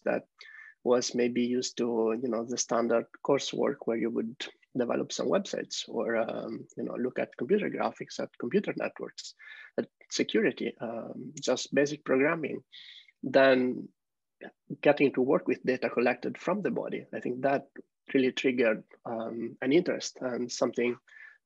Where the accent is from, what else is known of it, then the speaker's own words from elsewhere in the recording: Italy; moved away as an adult; I'm originally from Italy, where I studied computer science engineering